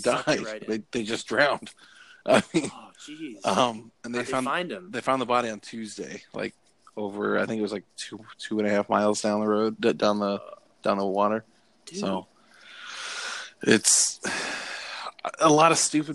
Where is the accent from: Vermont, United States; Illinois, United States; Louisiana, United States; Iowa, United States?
Iowa, United States; Fort Dodge; Fort Dodge is the sixth largest city in Iowa, and we only have 25,000 people.